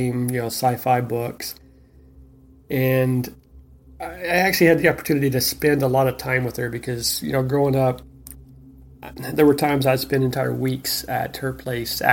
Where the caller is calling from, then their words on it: Ontario, California, United States; I'm calling from Ontario, California.